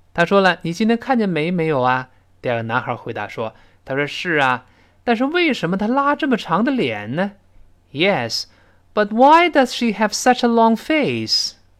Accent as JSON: {"language": "Chinese", "country": "China", "said": "我们中国人说的这人拉了个大长脸"}